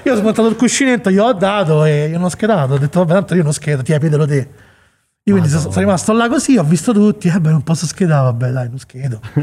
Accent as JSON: {"language": "Italian", "town": "Monte Porzio Catone", "region": "Lazio", "country": "Italy", "also_born_or_lived": "Chicago", "moved": "as an adult", "said": "noi siamo di Monteporzio"}